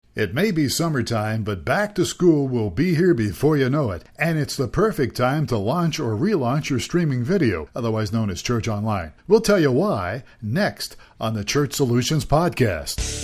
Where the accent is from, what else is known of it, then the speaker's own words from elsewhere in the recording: Ohio, United States; now in Tucson, United States; I grew up in Ohio